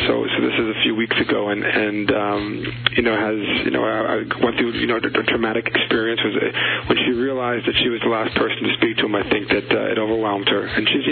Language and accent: English; United States; I'm American